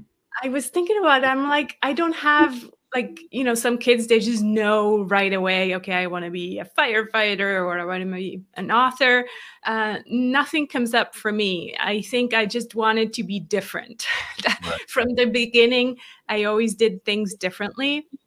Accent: Switzerland; English is a second language; I grew up in Switzerland, born and raised to Swiss parents. People are always kind of like, huh, you sound American. I'm not. I really grew up here in this tiny country over in Europe, and learned English much later

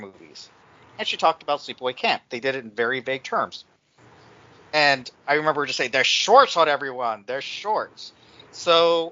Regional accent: Texas, United States; I'm from Texas

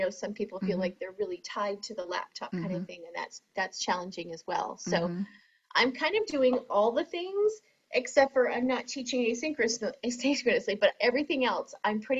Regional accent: Maine, United States; moved away as an adult; I'm originally from Maine, and then moved down here about 23 years ago for the current job that I have

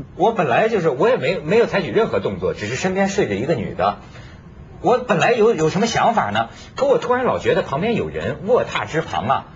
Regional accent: Beijing, China; now in Hong Kong; 我们北京

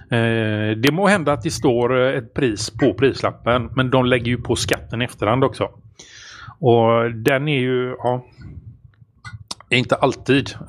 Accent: Sweden

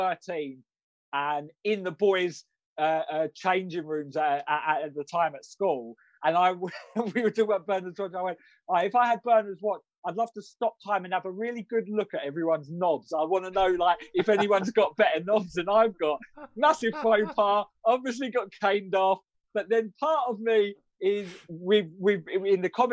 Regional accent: Rayleigh, East of England, United Kingdom; we from Rayleigh

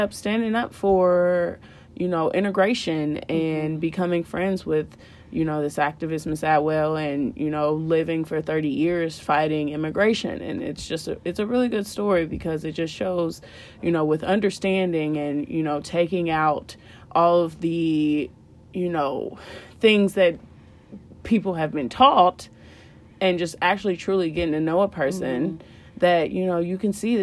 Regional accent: Indiana, United States; our background, we born and raised in Indiana

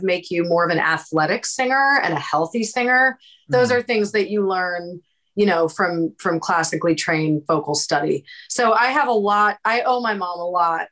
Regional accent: Prince George's County, Maryland, United States; moved away as an adult; now in Los Angeles, United States; We're both from Prince George's County, Maryland

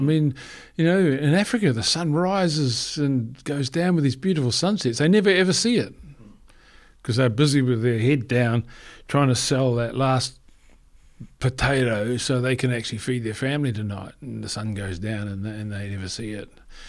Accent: New Zealand; And I mean, you know, we came from New Zealand. We didn't really have a hibiscus tree where we lived.

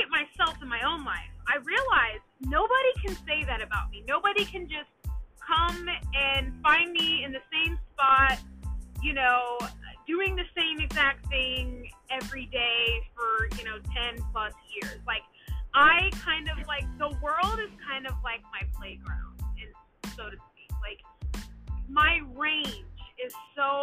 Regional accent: Dallas, Texas, United States; moved away as an adult; also born or lived in Washington, DC area / New Jersey; I grew up in Dallas, Texas, but you know, in 2010 moved to the DC, Maryland, Virginia area

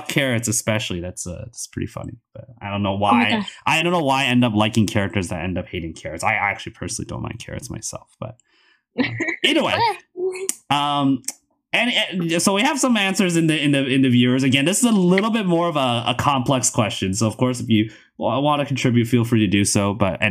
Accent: Canada; as a Canadian

